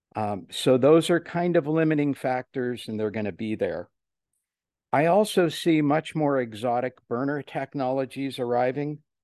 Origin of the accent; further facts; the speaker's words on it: Cleveland, Ohio, United States; I'm from Cleveland, Ohio, the rock and roll capital of the world